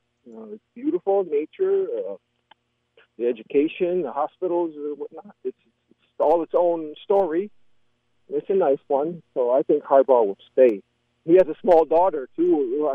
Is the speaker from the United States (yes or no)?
yes; East Lansing, Michigan, United States; I'm from East Lansing, you know, Lansing